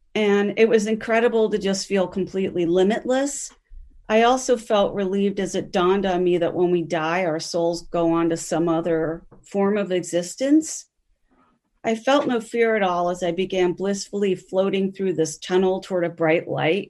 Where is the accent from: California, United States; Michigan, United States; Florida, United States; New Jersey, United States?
New Jersey, United States; Grover's Mill; moved away as an adult; also born or lived in Browns Mills, New Jersey; now in Minnesota, United States; by the time I was growing up in Grover's Mill in the nineteen seventies and eighties